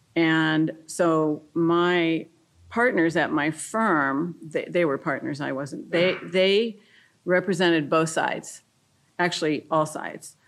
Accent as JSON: {"language": "English", "country": "France", "tie": "born or raised there", "moved": "yes", "said": "I grew up in France. I speak fluent French. I went to French schools."}